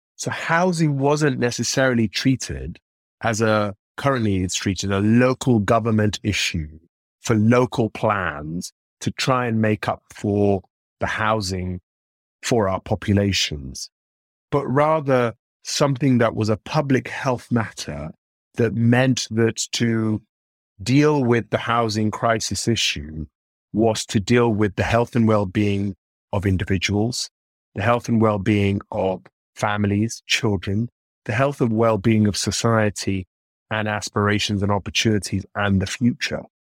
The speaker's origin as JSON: {"language": "English", "region": "London", "country": "United Kingdom", "tie": "born or raised there", "said": "growing up in Northwest London in the sort of mid to late nineties"}